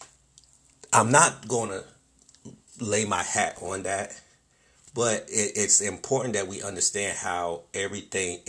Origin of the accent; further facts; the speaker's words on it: Wilmington, North Carolina, United States; My hometown, Wilmington, North Carolina